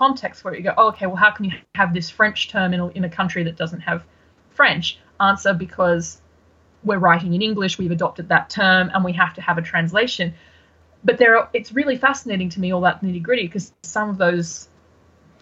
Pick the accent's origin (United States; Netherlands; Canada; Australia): Australia; also born or lived in Brisbane, Australia / United Kingdom; as an Australian, there is something particularly delightful about throwing off Brits and Americans with various Aussie phrases